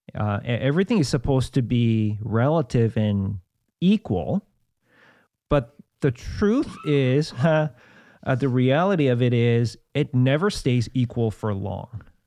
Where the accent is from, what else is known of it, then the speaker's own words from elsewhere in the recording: South Korea; moved away; I grew up in South Korea with lots of Buddhism